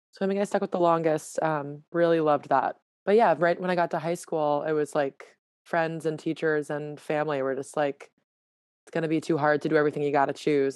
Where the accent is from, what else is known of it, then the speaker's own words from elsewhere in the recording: Newton, Massachusetts, United States; moved away as an adult; also born or lived in Connecticut; I am from a town right outside of Boston called Newton, Newton, Massachusetts